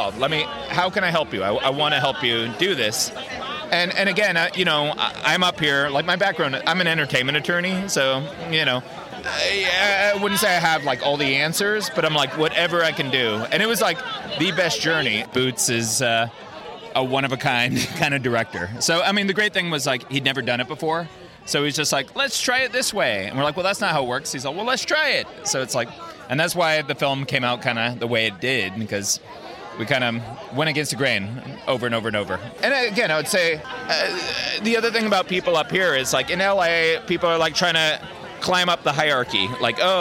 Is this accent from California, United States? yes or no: yes; San Francisco, California, United States; I grew up in the Bay Area in San Francisco